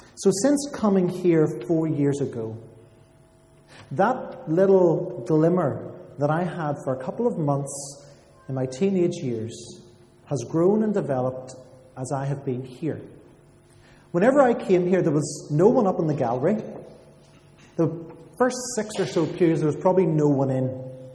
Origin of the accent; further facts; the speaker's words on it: Armagh, Northern Ireland, United Kingdom; moved away as an adult; now in Belfast, United Kingdom; I'm from Armagh